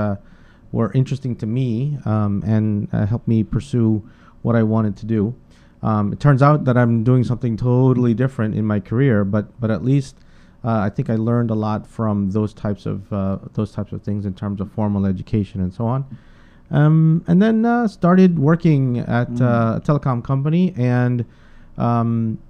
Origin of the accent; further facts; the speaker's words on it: New York City, New York, United States; also born or lived in Guyana / Bronx, New York / Queens, New York; I was born in Guyana, South America, and I migrated here with my parents and my brother in the early 80s into the Bronx, New York. And we lived in the Bronx for about 3 years, and then we moved to Brooklyn, New York. Went to junior high and high school, Brooklyn Tech High School here in Brooklyn, New York